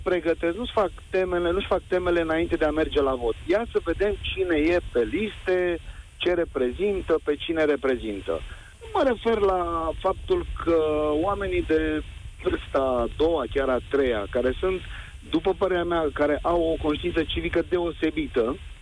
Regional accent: Romania; eu sunt român, provin din familie și din neam de români

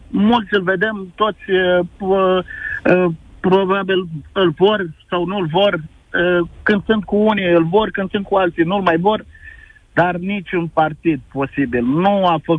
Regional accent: Focșani, Vrancea County, Romania; Fabrici mari și în orașul meu. Eu sunt din Focșani da.

